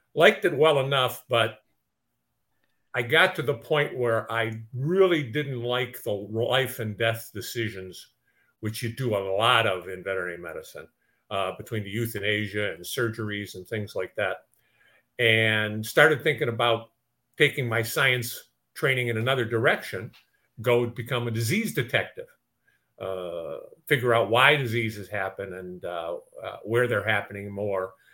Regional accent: Detroit, Michigan, United States; I grew up in Detroit.

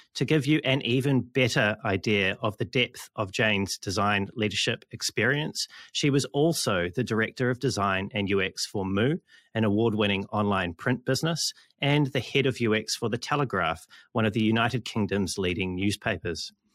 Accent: New Zealand; I'm from New Zealand

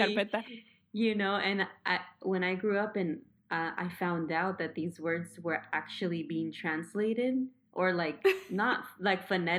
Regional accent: Los Angeles, California, United States; I grew up in East L.A., Mexico.

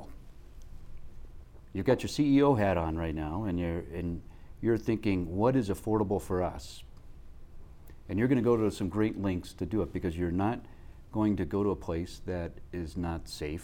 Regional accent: Midwest, United States; I grew up in the Midwest

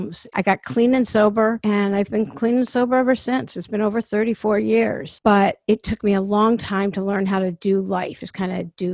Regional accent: East Coast, United States; now in Los Angeles, United States; I am from the East Coast, even though I live in LA now, and I have for years.

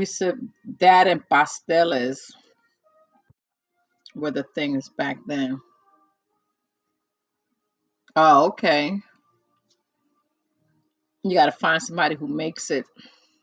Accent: New York, United States; now in New Jersey, United States; I was born and raised in New York, in the Bronx, New York, but my parents are from Puerto Rico

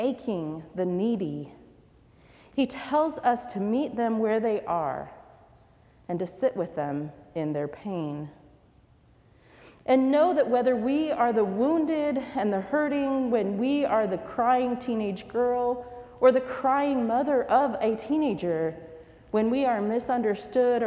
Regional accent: United States; Like many immigrants, she hoped that my life growing up in America would mean a comfortable life.

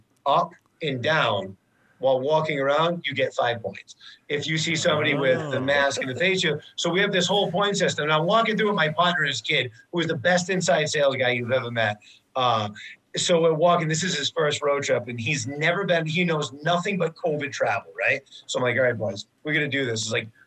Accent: Rhode Island, United States; I'm from Rhode Island

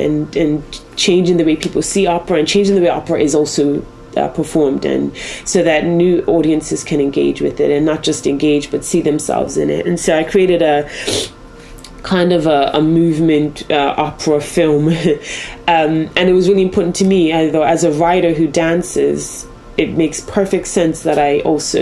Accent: Bermuda; now in Wales, United Kingdom; I'm from Bermuda originally, and so not from this country

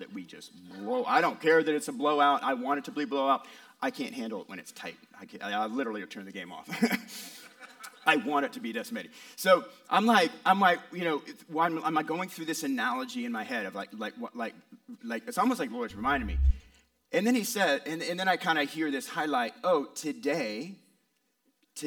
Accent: West Coast, United States; moved away; I'm from the West Coast

